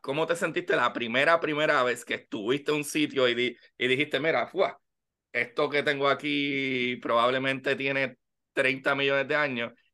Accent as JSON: {"language": "Spanish", "country": "Puerto Rico", "said": "como puertorriqueño"}